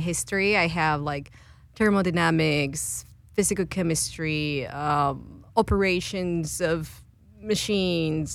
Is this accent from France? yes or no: no; Guadalajara, Jalisco, Mexico; moved away as an adult; now in United States; I'm originally from Guadalajara, Mexico, and came to United States to st- uh, uh, to study a PhD in chemistry.